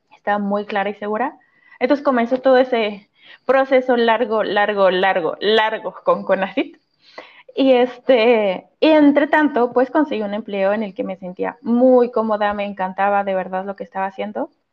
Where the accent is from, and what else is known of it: Mexico; first language Spanish; moved away as an adult; now in France